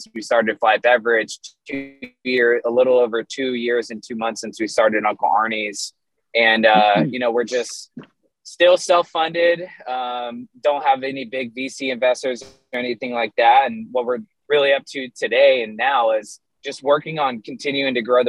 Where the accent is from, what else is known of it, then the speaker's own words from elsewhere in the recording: Florida, United States; moved away; also born or lived in Portland, Oregon; I'm from Florida originally